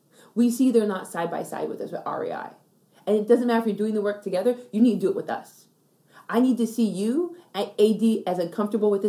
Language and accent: English; Yuma, Arizona, United States; moved away; also born or lived in Canada; I was born in Canada. I was actually undocumented. My mom took me across the border and raised me in Arizona for 12 years